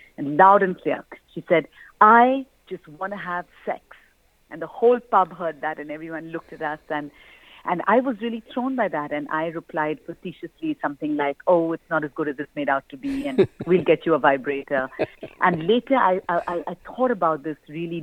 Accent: India; I grew up in India

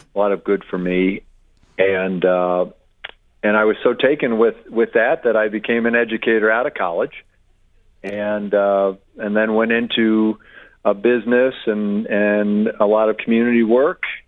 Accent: Westport, Connecticut, United States; moved away as an adult; I grew up in Westport

